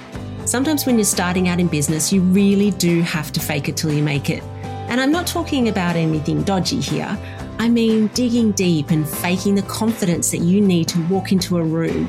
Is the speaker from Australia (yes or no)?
yes; Warragul, Victoria, Australia; From here in my hometown of Warragul, Victoria